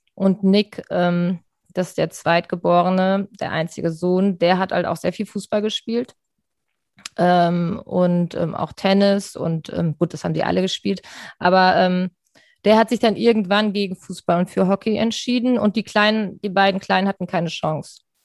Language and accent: German; Rhine-Main area, Germany; moved away as an adult; now in Hamburg, Germany; Ich bin ja nicht in Hamburg aufgewachsen, sondern im Rhein-Main-Gebiet und bin 1999 nach Hamburg gekommen